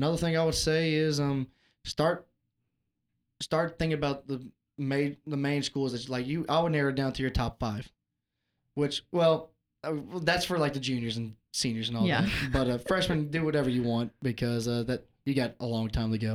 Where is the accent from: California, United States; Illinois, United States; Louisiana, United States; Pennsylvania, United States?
Louisiana, United States; Louisiana Tech, United States; I grew up around Louisiana Tech